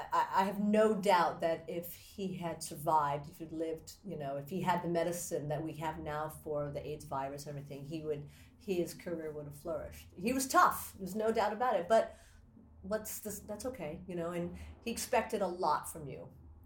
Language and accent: English; Japan; born there; she's half Japanese. I'm first generation. I was born in Japan.